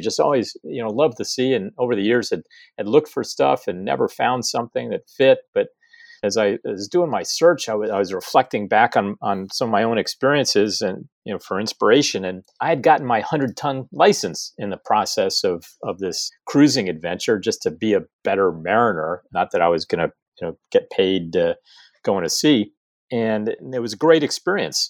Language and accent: English; East Coast, United States; now in San Diego, United States; I grew up on the East Coast and grew up around boats